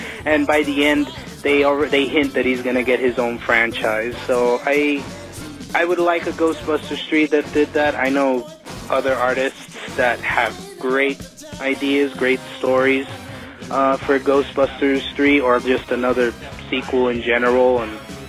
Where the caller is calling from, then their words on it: New York, United States; from New York